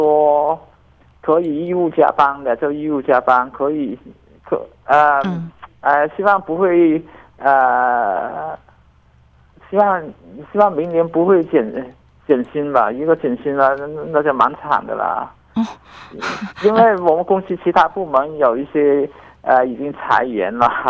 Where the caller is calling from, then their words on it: Guangdong, China; 因为因为我们广东这边，特别是我呃，甚至是呃，我们在呃广东这边呃一些大城市